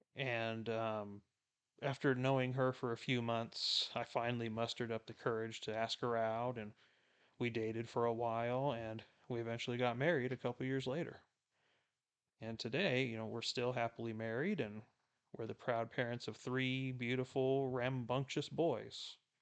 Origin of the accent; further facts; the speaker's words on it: South Texas, United States; I was born and raised in South Texas, right on the border of Mexico